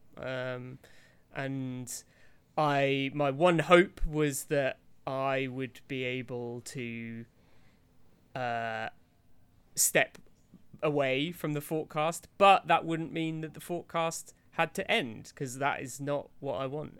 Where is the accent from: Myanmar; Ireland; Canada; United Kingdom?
United Kingdom; I'm about as British as they come